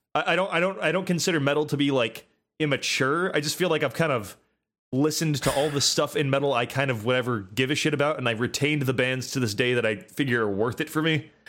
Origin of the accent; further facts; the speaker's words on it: United States; I'm American